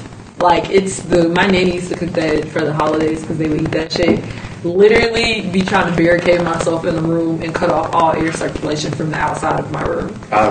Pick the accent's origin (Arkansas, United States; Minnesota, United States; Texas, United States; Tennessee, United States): Texas, United States; Houston; moved away; When I came back to Houston and I was like, yes, I'm from Sharpstown.